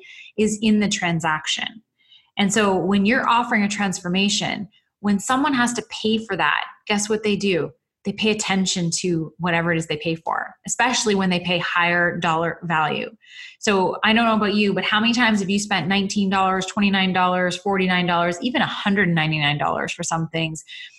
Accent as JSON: {"language": "English", "country": "Canada", "said": "I'm a Canadian"}